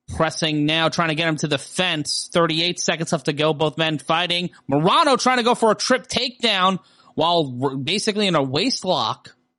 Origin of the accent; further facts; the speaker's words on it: New York City, New York, United States; growing up in Brooklyn, there was a kingdom hall in our neighborhood